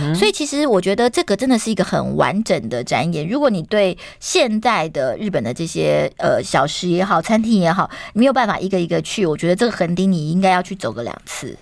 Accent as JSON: {"language": "Chinese", "country": "Taiwan", "said": "蛮合我们台湾人的胃口的"}